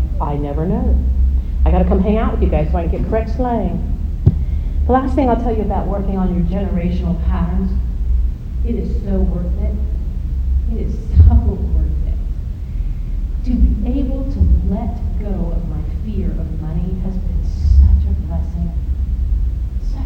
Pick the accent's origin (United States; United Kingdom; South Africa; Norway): United States; I'm American